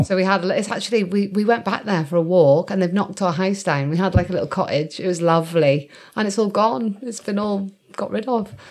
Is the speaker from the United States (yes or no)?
no; Shrewsbury, West Midlands, United Kingdom; we were based in Shrewsbury, and I was born